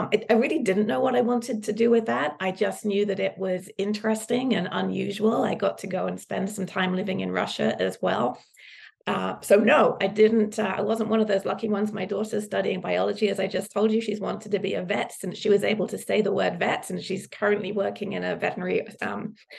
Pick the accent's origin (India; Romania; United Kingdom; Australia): United Kingdom; Suffolk, East of England; moved away as an adult; now in United States; I grew up in the countryside in Suffolk